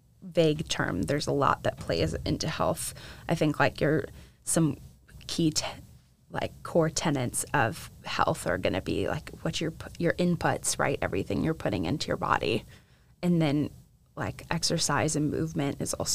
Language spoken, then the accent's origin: English; St. Charles, Illinois, United States; moved away as an adult; now in Nashville, United States; I grew up outside of Chicago in a suburb called St. Charles